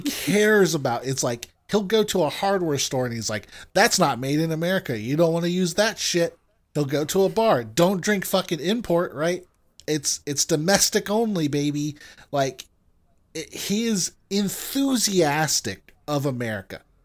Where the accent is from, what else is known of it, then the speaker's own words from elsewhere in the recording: United States; I'm American.